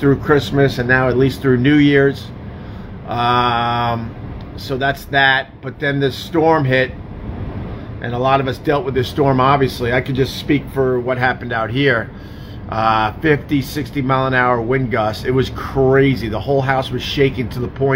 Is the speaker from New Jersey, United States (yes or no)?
no; Long Island, New York, United States; now in New York City, United States; when I was growing up on Long Island, especially in the 80s